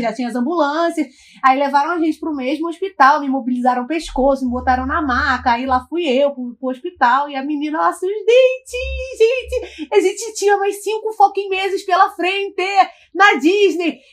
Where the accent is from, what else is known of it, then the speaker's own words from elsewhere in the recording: Brazil; eu sou brasileira